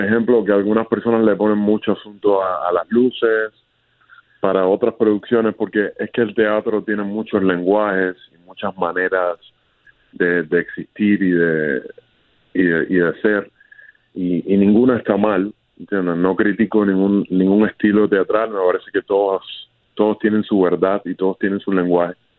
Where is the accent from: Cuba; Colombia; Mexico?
Cuba; now in Miami, United States; mi niñez en Cuba